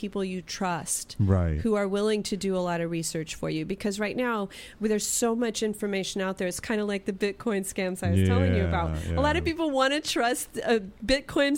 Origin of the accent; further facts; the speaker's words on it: Arizona, United States; my hometown